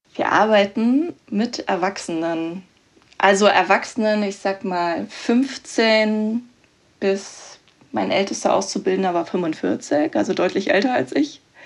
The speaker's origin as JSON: {"language": "German", "region": "Berlin", "country": "Germany", "also_born_or_lived": "Bavaria", "said": "ich komme ursprünglich auch aus Berlin, also ähm, vom Rand Berlin"}